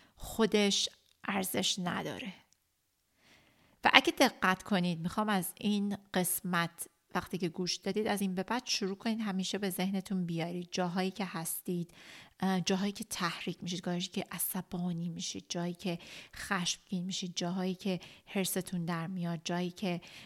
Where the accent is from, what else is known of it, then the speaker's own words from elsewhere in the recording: Iran; moved away; که تو اون مملکت کوفتی بزرگ شدیم